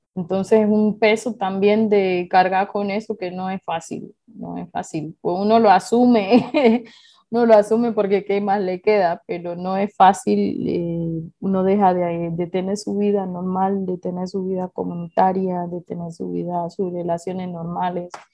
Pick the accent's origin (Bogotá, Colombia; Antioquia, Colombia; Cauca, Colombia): Cauca, Colombia; Suárez; nosotros hemos recibido ya de manera específica como población afrodescendiente la toma